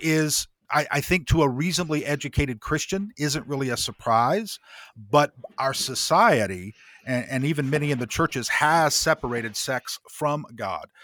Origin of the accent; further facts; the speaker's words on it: Greenfield, Indiana, United States; moved away; I grew up, uh, my middle school and high school years were in Indiana